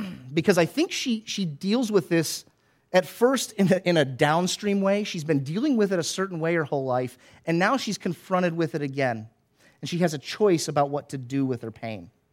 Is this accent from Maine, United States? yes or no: no; Florida, United States; I grew up in Florida